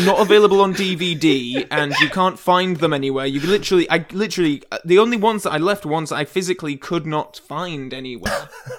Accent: England, United Kingdom; Hello. I'm English

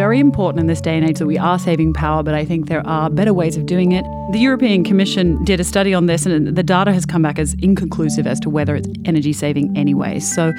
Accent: Australia; I'm Australian.

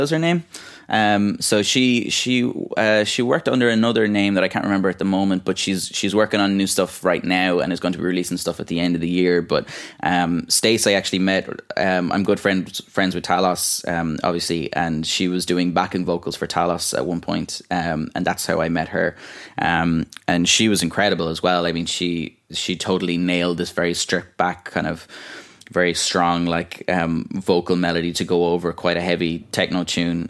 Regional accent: Ballyvaughan, Munster, Ireland; moved away as an adult; also born or lived in France; now in Dublin, Ireland; in Ballyvaughan in my hometown and all or kind of around North Clare

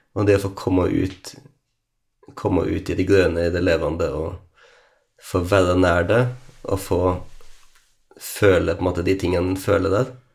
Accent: Lærdal, Vestland, Norway; jeg liksom hadde heimplassen min her

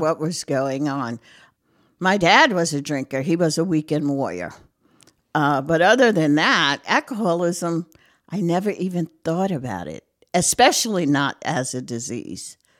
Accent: Brooklyn, New York, United States; moved away as an adult; also born or lived in Fogelsville, Lehigh Valley, Pennsylvania; now in North Carolina, United States; I'm a Brooklyn girl. Um, born and raised in Brooklyn, lived there most of my life

